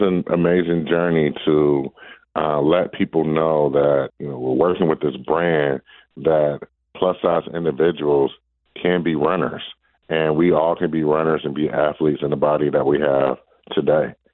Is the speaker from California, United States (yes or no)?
no; Detroit, Michigan, United States; moved away; the Detroit Marathon back in my hometown